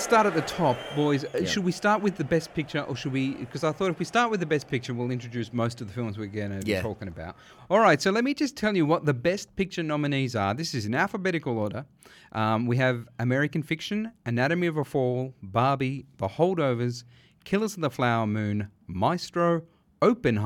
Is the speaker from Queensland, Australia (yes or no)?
no; Sydney, New South Wales, Australia; we grew up in Western Sydney on the beautiful land of the Darug people.